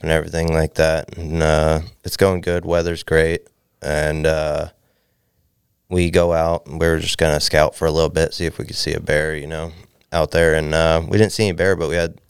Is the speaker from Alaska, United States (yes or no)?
yes; Valdez, Alaska, United States; A guy I grew up with in Valdez